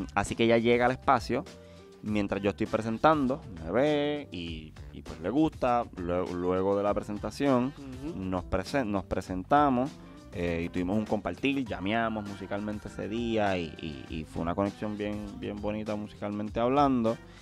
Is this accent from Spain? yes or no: no; Puerto Rico; soy de Puerto Rico